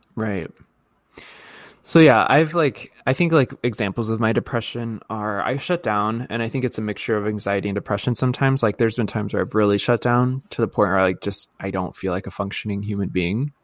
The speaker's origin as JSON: {"language": "English", "region": "Midwest", "country": "United States", "accent": "Midwest", "said": "my Midwest accent."}